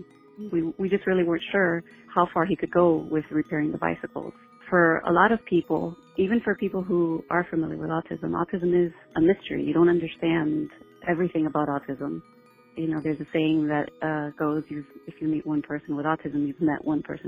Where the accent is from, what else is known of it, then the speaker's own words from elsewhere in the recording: Pembroke Pines, Florida, United States; I'm from Pembroke Pines, Florida.